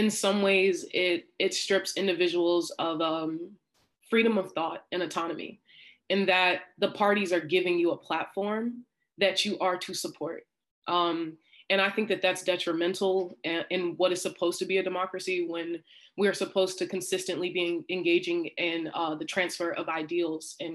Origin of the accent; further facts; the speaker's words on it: Baltimore, Maryland, United States; I'm from Baltimore, Maryland